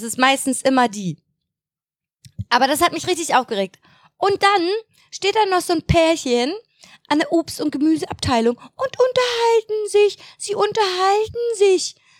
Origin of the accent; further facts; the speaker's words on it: Mecklenburg-Vorpommern, Germany; bei uns in Mecklenburg.